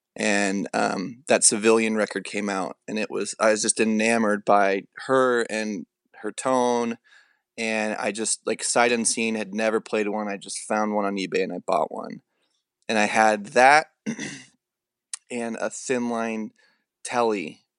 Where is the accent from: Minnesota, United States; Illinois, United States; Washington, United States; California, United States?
Illinois, United States; southern; moved away; I grew up in a really small town in southern Illinois